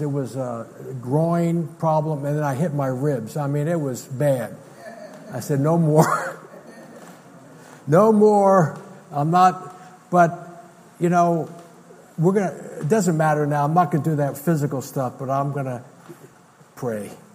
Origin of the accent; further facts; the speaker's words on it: United States; as an American